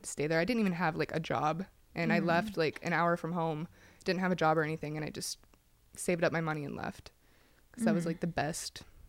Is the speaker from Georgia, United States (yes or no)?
no; Pennsylvania, United States; Yes, I grew up in Pennsylvania. And I grew up in a little trailer with my family there.